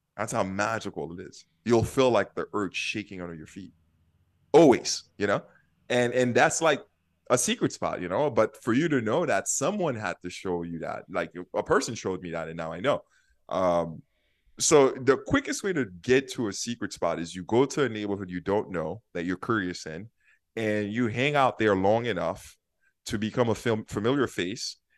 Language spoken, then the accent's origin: English; New York City, New York, United States; moved away as an adult; also born or lived in Haiti / San Francisco; now in Minneapolis, United States; I grew up in Haiti and I lived in Brooklyn